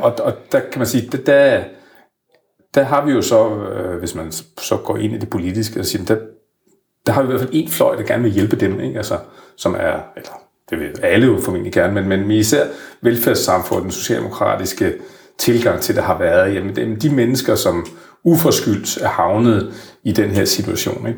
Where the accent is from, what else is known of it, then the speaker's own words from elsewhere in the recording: Frederikshavn, North Denmark Region, Denmark; moved away; er jeg jo selv vokset op i, med en mor og far, der gik ud af, af 7. klasse. Jeg kommer fra Frederikshavn, helt op i Nordjylland